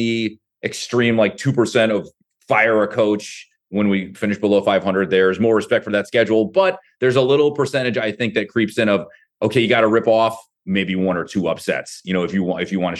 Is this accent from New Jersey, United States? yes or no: no; Columbia, Missouri, United States; now in Tampa, United States; I grew up in Columbia. I went to high school there.